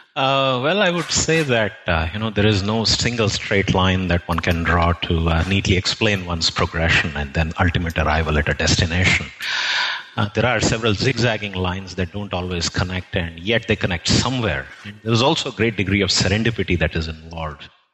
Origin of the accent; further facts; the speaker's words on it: Jhansi, Uttar Pradesh, India; first language Telugu; English is a second language; I basically grew up in UP, in Jhansi